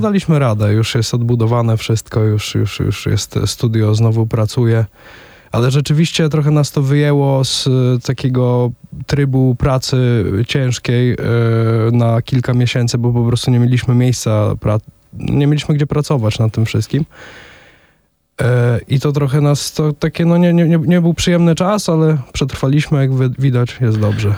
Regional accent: Łomża, Podlaskie Voivodeship, Poland; oba jesteśmy z Łomży

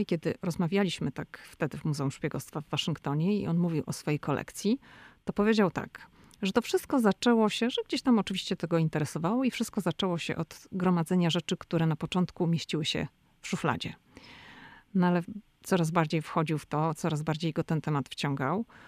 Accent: Poland; now in Washington, United States; jestem z Polski

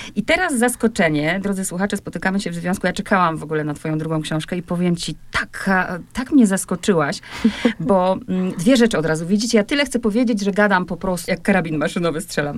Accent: Poland; my Polacy

